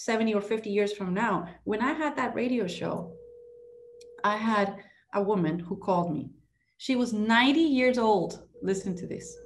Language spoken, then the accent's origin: English; Ecuador; moved away as an adult; now in Miami, United States; I'm Ecuadorian. I was born and raised in Ecuador